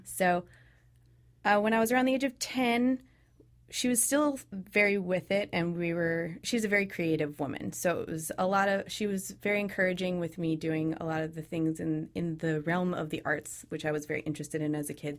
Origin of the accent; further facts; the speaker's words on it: Sacramento, California, United States; moved away as an adult; I was raised in Sacramento, California